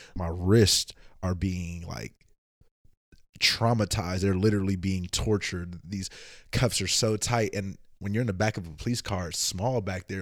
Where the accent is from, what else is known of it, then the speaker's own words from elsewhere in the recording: Oakland, California, United States; moved away as an adult; also born or lived in Vallejo / Antioch / Richmond / Emeryville; I am from the Bay Area, Oakland in the house